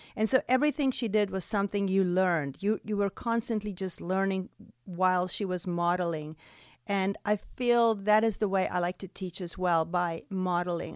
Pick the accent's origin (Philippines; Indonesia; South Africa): South Africa; moved away as an adult; now in Greenwood, Mississippi, United States; the way I grew up in South Africa.